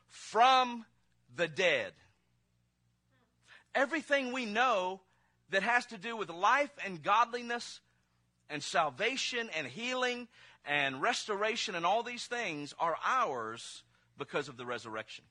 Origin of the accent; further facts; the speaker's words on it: Mississippi, United States; I'm from Mississippi